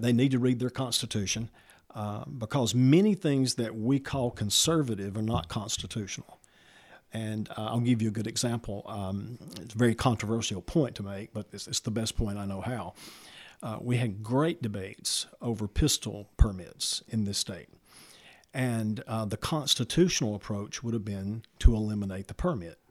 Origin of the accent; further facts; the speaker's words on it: Walker County, Alabama, United States; also born or lived in Summerton, Alabama / Kimberly, Alabama; from Summerton, Alabama, grew up in Walker County